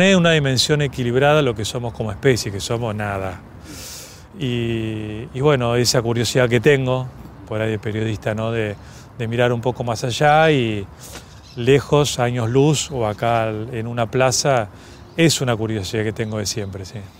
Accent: Argentina; como todo argentino

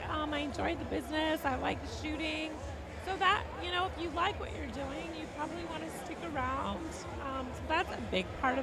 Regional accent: Oregon, United States; I grew up in Oregon.

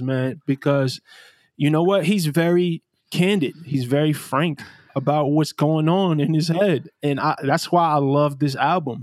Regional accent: New York City, New York, United States; I grew up in Brownsville, Brooklyn

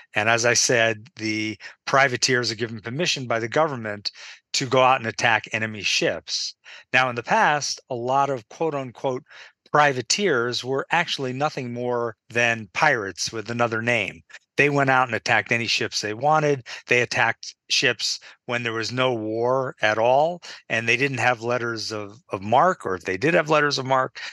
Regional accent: Marblehead, Massachusetts, United States; my hometown in Marblehead, Massachusetts

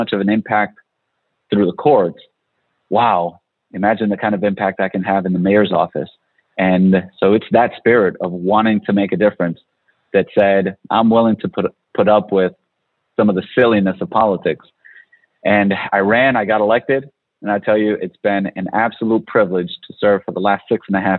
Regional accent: Providence, Rhode Island, United States; I grew up in Providence

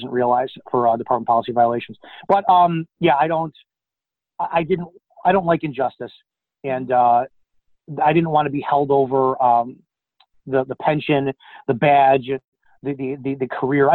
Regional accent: Chicago, Illinois, United States; I'm from the Chicago area

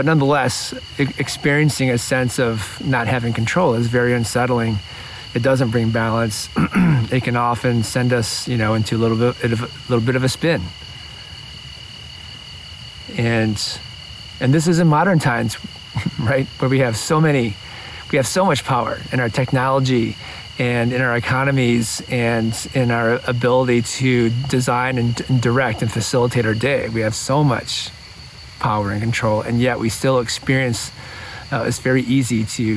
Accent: Midwest, United States; now in Ojai, United States; my childhood and growing up in the Midwest

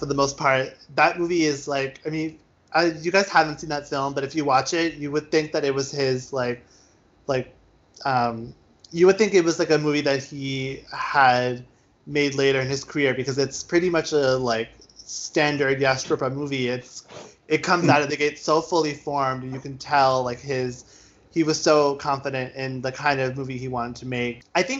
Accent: India; granted, I'm Indian, I'm Hindu

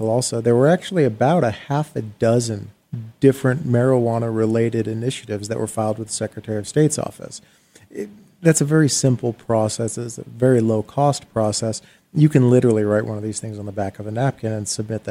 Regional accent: Arizona, United States; here in my home state

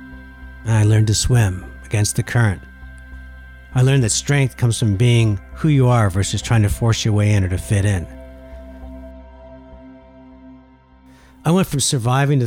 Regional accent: Laval, Quebec, Canada; also born or lived in Dorval; I grew up in Laval and moved to Dorval

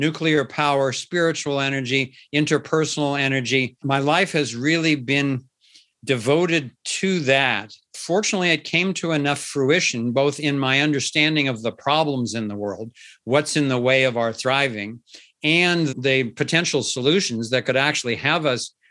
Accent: Cincinnati, Ohio, United States; I was born and raised in Cincinnati, Ohio. So I have a kind of a solid Midwestern background

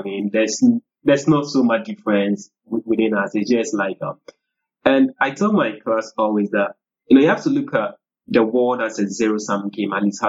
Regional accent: Akyem, Eastern Region, Ghana; I'm from the Achim. Achim. Achim ethnic group, yeah. So okay. That is eastern part of Ghana, eastern region of Ghana, part of the broader Akan group, right?

